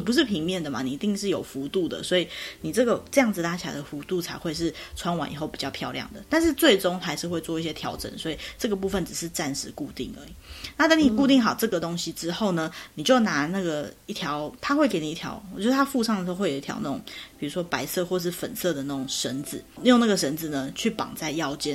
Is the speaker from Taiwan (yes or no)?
yes; Taiwan; 我们台湾人就是通常家里也都没有浴衣啦